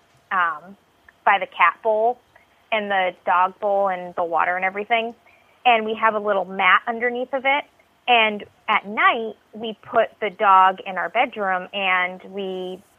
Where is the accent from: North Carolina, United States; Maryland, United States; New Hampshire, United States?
New Hampshire, United States; Somersworth; I grew up in Somersworth, New Hampshire